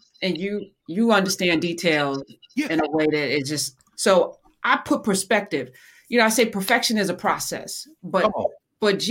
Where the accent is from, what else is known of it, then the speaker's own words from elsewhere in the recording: East Orange, New Jersey, United States; the Cicely Tyson School in East Orange in my hometown